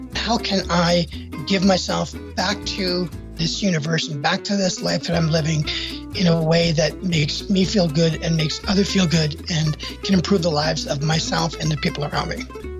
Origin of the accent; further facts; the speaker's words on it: Canada; moved away as an adult; now in United States; I'm from Canada originally